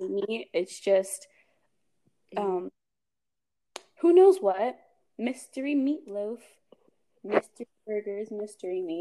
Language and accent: English; Texas, United States; also born or lived in Nigeria; I'm from Nigeria, and I'm also from Texas. I was born in Texas.